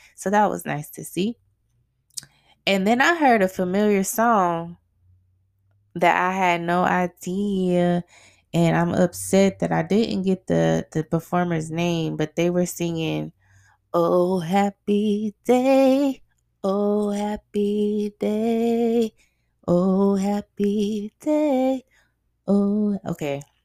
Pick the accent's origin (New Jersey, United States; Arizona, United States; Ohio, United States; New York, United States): Arizona, United States; I grew up in Arizona